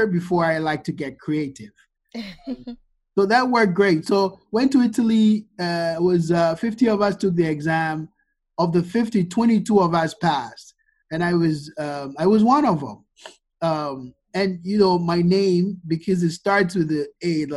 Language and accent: English; Ghana; moved away as an adult; also born or lived in Virginia, United States / Chicago, United States; Born, bred, and buttered in Ghana. I grew up here in Ghana, and I moved to the U.S., like a week before I started college.